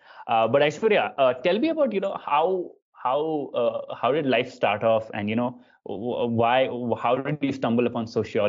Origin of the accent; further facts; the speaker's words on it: Bangalore, Karnataka, India; I grew up in Bangalore